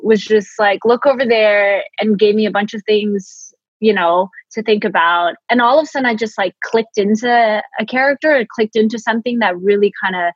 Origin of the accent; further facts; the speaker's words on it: San Francisco, California, United States; moved away as an adult; now in Los Angeles, United States; growing up as an immigrant kid in San Francisco